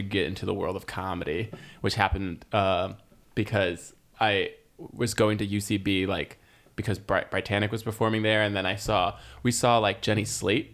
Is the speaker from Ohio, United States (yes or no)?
no; Rutherford, New Jersey, United States; also born or lived in New York; Rutherford, New Jersey, which is where I was born and grew up